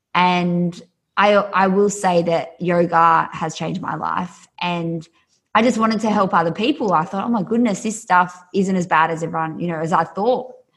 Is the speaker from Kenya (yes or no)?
no; an hour north of Sydney, New South Wales, Australia; accent: Australian; I'm Australian, so grew up just uh, an hour north of Sydney.